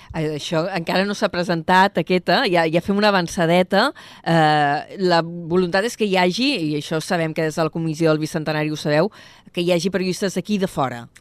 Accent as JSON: {"language": "Catalan", "town": "Vila-seca", "region": "Catalonia", "country": "Spain", "said": "al meu poble, se'n va a Vilaseca"}